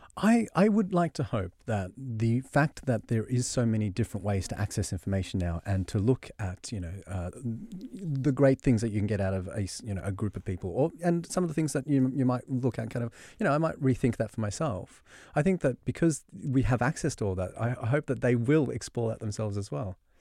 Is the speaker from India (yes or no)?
no; Australia; accent: Australian; And so I grew up in Australia. You can spot the Australian accent